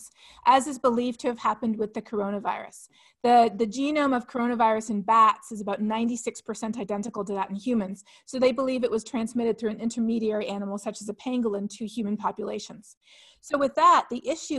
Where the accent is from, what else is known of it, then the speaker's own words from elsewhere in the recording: Ontario, Canada; now in United States; I am from Ontario in Canada. I grew up running through the woods every summer